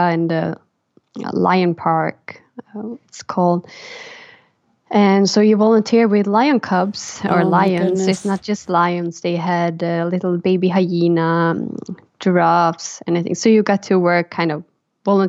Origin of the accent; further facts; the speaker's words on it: Karlstad, Värmland, Sweden; English is a second language; moved away as an adult; also born or lived in Stockholm, Sweden / Rome, Italy; my dad's place in my hometown Karlstad, where I grew up